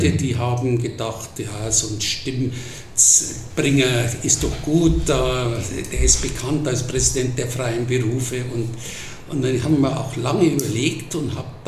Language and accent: German; Munich, Bavaria, Germany; Aufgewachsen in Großhadern